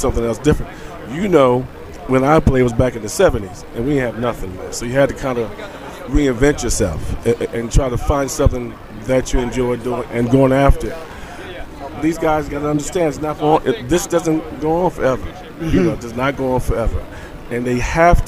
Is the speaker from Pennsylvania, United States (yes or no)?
yes; Philadelphia, Pennsylvania, United States; I'm from North Philadelphia. Right from the hood